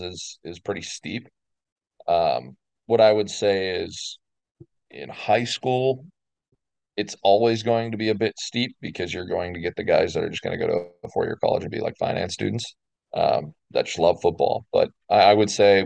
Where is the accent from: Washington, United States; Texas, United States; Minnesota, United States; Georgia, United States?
Minnesota, United States; now in Arizona, United States; I live in Arizona now. I'm initially from Minnesota, and I went home